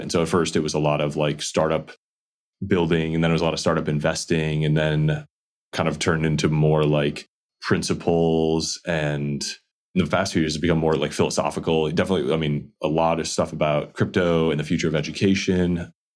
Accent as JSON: {"language": "English", "region": "Midwest", "country": "United States", "tie": "born or raised there", "said": "I grew up in the Midwest"}